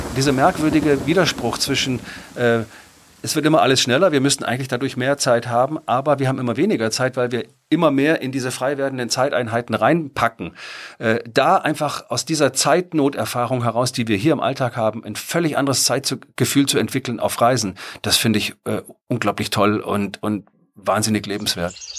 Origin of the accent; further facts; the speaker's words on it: Germany; als Deutscher